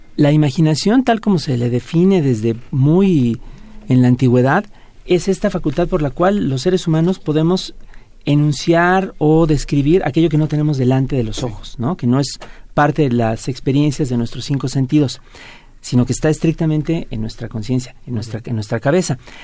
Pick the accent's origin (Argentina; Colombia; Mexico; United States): Mexico